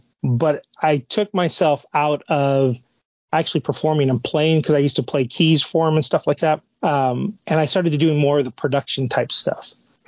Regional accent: Southern California, United States; Born and raised in Southern California.

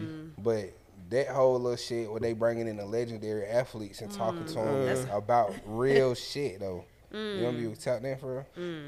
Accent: Baton Rouge, Louisiana, United States; I'm from Louisiana, Baton Rouge.

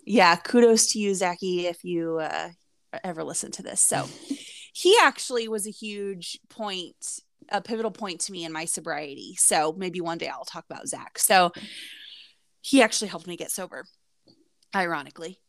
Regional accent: Indiana, United States; also born or lived in Florida; We're from the Midwest, I'm from Indiana

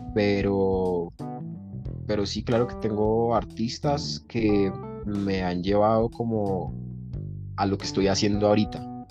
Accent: Bogotá, Bogotá Capital District, Colombia; En Bogotá, siempre, siempre he vivido en Bogotá.

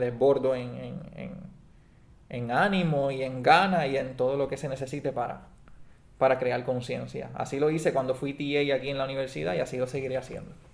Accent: Puerto Rico; Antes éramos de España, ahora somos de Estados Unidos.

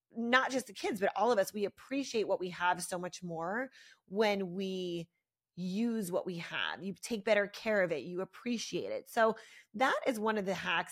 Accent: Philadelphia, Pennsylvania, United States; moved away as an adult; now in South Florida, United States; I'm from Philly. I grew up there for, I lived there for twenty-six years

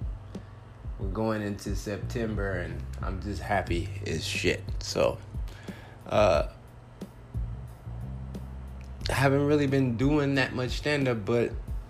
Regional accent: Compton, California, United States; now in Phoenix, United States; I'm originally from Compton, California.

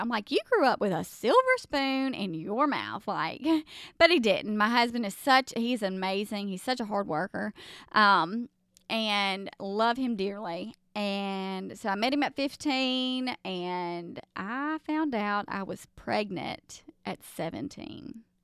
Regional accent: the South, United States; accent: Southern; I'm from the South, um, where we just do all things Southern.

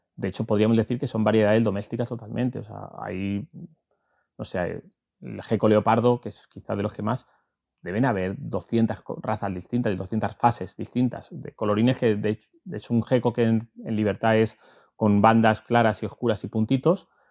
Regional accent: Valencian Community, Spain; now in La Vera, Spain; yo soy valenciano de nacimiento y verato de adopción

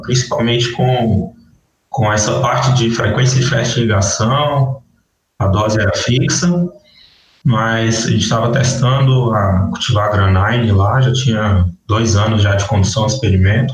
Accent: north of Minas Gerais, Brazil; moved away as an adult; also born or lived in Janaúba, Minas Gerais / Mamonas, Minas Gerais / Salinas, Minas Gerais / Montes Claros, Minas Gerais; now in Mato Grosso do Sul, Brazil; eu fui criado no norte de Minas

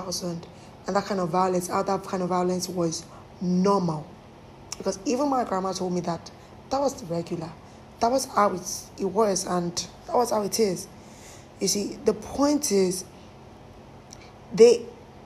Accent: Lagos, Nigeria; I come from Mushi

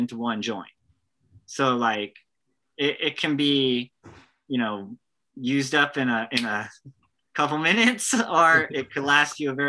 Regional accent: United States; Being an American

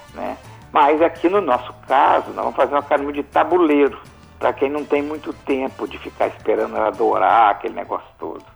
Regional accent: Alegre, Espírito Santo, Brazil; eu sou do Principado do Alegre

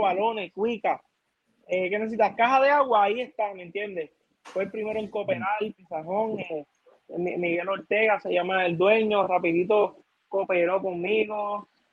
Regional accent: Puerto Rico; mi pueblo de Toda

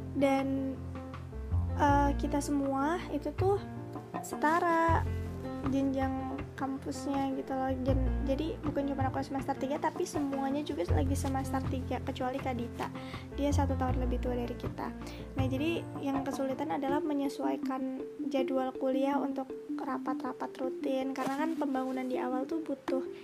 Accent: Bekasi, West Java, Indonesia; aku asalnya dari Bekasi

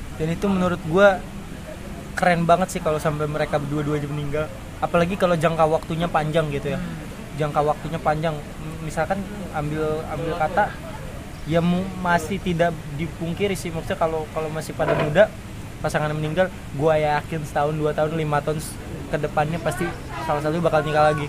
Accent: Indonesia; kita orang Indonesia

